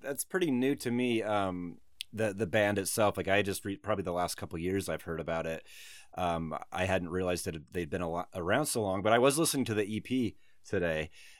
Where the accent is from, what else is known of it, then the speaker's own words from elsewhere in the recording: Salt Lake City, Utah, United States; also born or lived in Long Beach, California; I grew up in Salt Lake City, but in my early 20s, I actually moved to Long Beach, and I lived on Broadway across the street from the Potholder.